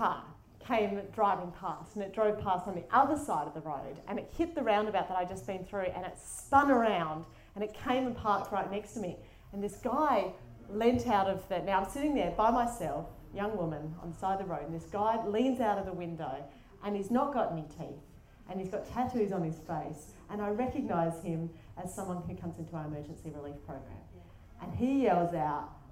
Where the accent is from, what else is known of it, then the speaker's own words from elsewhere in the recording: Adelaide, South Australia, Australia; I'm from Adelaide, which is why my accent might sound a bit funnier, but it's not from Auckland.